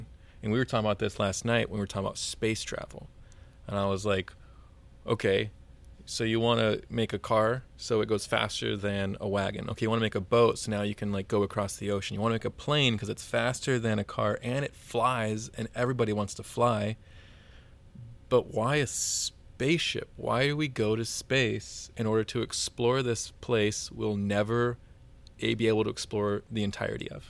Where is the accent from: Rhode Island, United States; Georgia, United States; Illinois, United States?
Georgia, United States; now in Houston, United States; I'm from Georgia originally, and Georgia is not at all the same as Houston